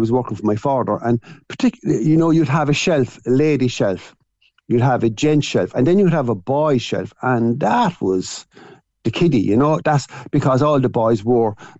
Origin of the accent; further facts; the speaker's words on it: Cork, Munster, Ireland; At seven, I lived in Peacock Lane, and then we moved at seven. Our first shop was where Shandon Flowers is now